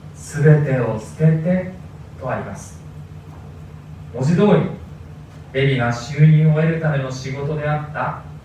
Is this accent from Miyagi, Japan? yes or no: yes; Sendai, Miyagi, Japan; also born or lived in Tokyo; 私の生まれは東京ということなんですでも私が2歳になる前に父の転勤で仙台に引っ越しましたでそれ以来ずっと、まあ、大人になるまでですね私は仙台で育ちました